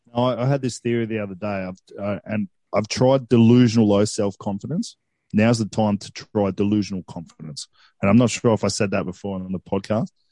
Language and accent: English; Coffs Harbour, New South Wales, Australia; where I grew up in Coffs